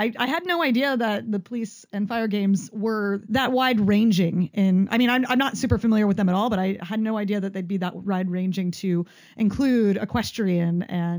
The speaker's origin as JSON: {"language": "English", "region": "California", "country": "United States", "tie": "born or raised there", "said": "I went to summer camp growing up in Central California."}